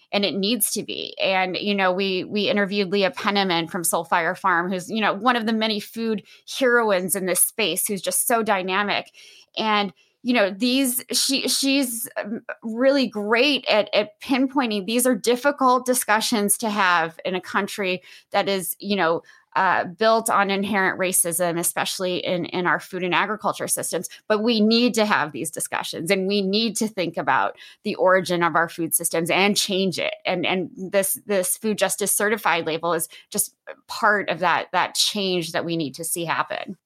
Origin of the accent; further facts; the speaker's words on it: Midwest, United States; moved away; I'm originally from the Midwest